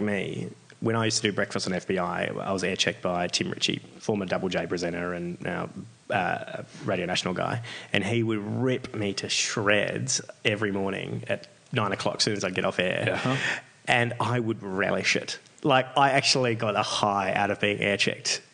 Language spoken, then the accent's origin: English; Australia; I'm this Australian guy